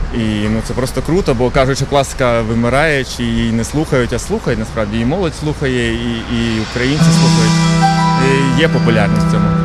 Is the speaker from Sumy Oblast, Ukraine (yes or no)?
no; Huliaipole, Zaporizhzhia Oblast, Ukraine; Я сам з Гуляйпольського краю Запорізької області.